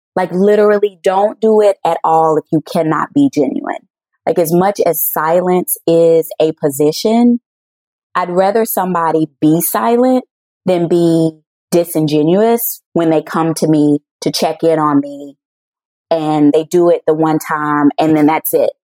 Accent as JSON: {"language": "English", "region": "the South", "country": "United States", "tie": "born or raised there", "moved": "yes", "lives_now": "Chicago, United States", "said": "I'm born and raised in the South"}